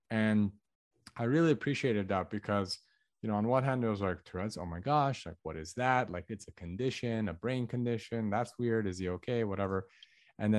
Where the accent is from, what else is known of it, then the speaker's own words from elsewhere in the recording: Los Angeles, California, United States; I was born in Los Angeles, to an all Armenian family. So my parents are ethnically Armenian. I have an older brother. He's 3 years older than me. And so I grew up in an area called the San Fernando Valley